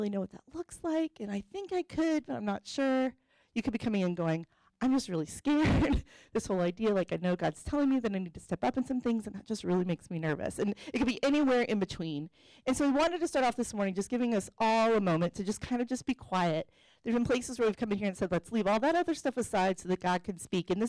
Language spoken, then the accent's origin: English; Atlanta, Georgia, United States; I came from Atlanta, Georgia, where let's just say there are very traditional women roles